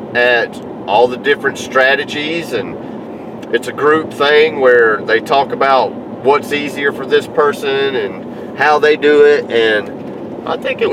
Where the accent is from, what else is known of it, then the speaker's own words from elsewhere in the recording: the South, United States; he could tell immediately that I was from the South